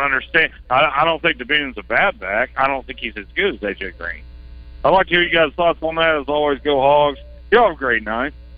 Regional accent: Arkansas, United States; I was from Arkansas

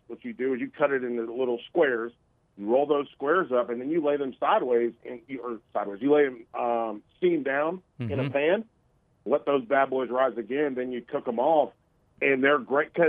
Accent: North Carolina, United States; I'm from North Carolina

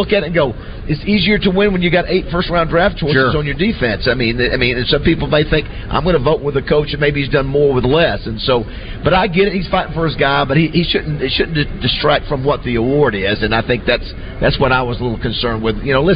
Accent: Panama City, Florida, United States; growing up in Panama City

